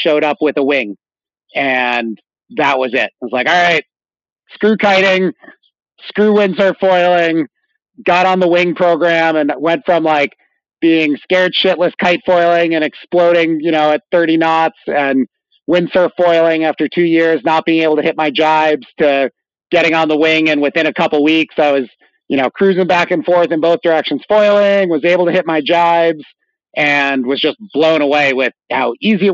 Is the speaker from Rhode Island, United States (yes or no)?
yes; Rhode Island, United States; moved away as an adult; also born or lived in Jackson Hole, Wyoming; I grew up in Rhode Island, right on the water there